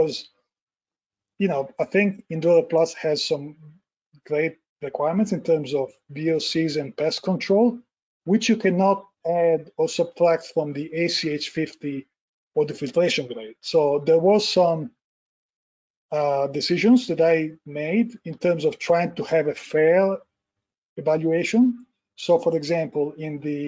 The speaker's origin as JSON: {"language": "English", "country": "Italy", "tie": "born or raised there", "moved": "as an adult", "lives_now": "United States", "said": "I was born and raised in Italy, and we practiced architecture for almost 10 years before moving the company to the US"}